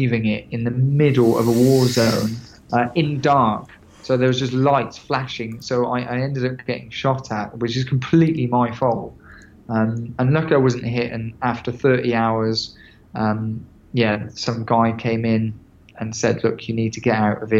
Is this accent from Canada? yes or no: no; England, United Kingdom; I'm from England.